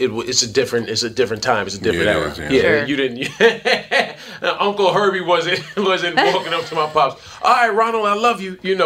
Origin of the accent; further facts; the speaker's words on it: New York City, New York, United States; New York. New York City.